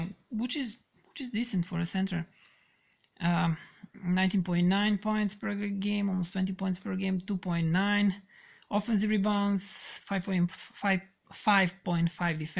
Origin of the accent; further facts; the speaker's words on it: Serbia; English is a second language; I'm Serbian, so do not mind my bad English